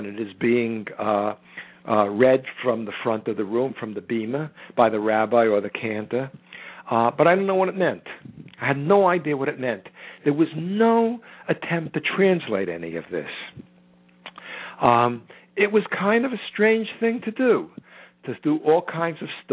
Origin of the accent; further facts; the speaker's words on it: United States; I am an American who happens to be Jewish